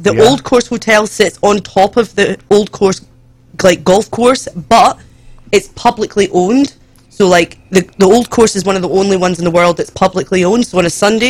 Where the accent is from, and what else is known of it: Scotland, United Kingdom